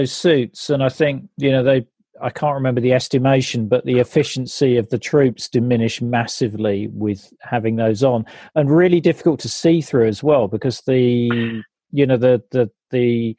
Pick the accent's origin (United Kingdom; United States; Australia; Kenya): United Kingdom; because I'm British